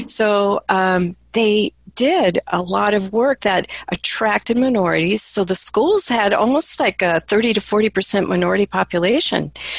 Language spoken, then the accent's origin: English; Midwest, United States; also born or lived in East Coast; I grew up in the Midwest mostly. I was born on the East Coast.